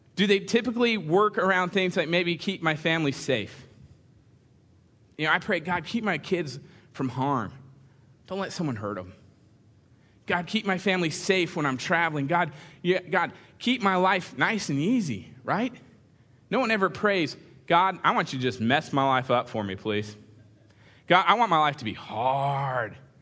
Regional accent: California, United States; moved away; I grew up in the same church out in California

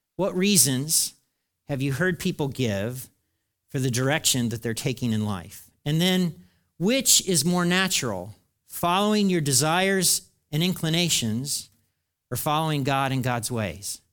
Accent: United States; I'm an American

